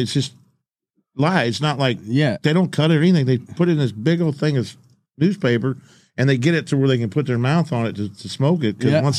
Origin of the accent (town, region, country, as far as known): Arkansas, United States; born or raised there